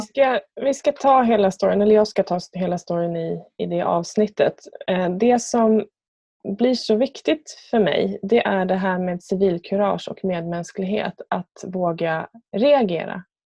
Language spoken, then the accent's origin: Swedish; Björnhuvud, Sweden; ute på landet där jag är uppvuxen. Björnhuvud som det så fint heter.